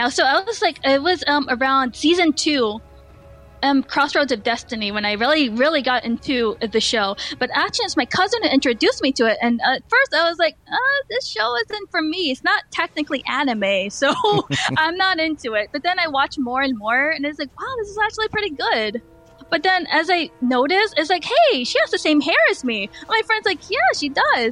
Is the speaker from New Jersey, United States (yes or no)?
yes; New Jersey, United States; also born or lived in Philippines; I was born in New Jersey.